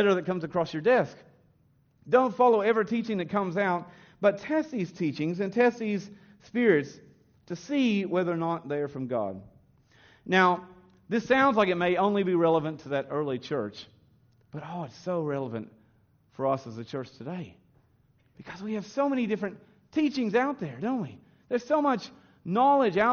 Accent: the South, United States; now in Australia; as I grew up in the South kind of tradition, the Bible Belt tradition of America.

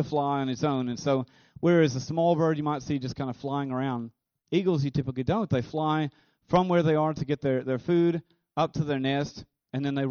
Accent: United States; being an American

